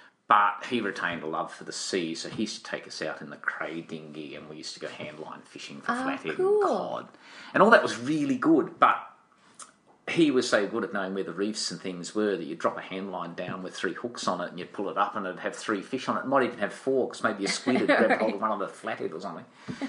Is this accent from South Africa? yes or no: no; Tasmania, Australia; And so you wander around in Tasmania and you collect experiences.